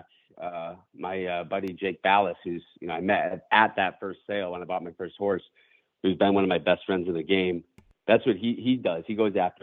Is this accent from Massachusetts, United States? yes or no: yes; Western Massachusetts, United States; I grew up in Western Massachusetts, going to the track really with my family